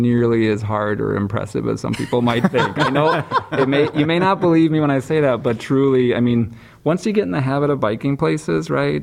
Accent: Wisconsin, United States; I grew up in Wisconsin

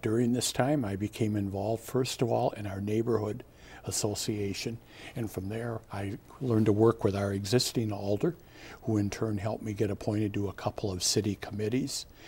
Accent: Richland Center, Wisconsin, United States; moved away as an adult; also born or lived in Platteville, Wisconsin; now in Madison, United States; I grew up in Richland Center, I graduated from high school there

